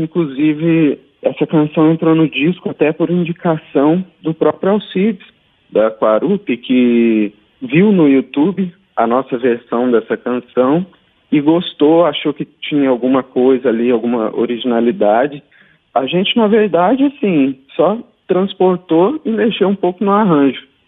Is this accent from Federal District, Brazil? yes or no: no; Passa Quatro, Minas Gerais, Brazil; eu sou do sul de Minas, em Passa Quatro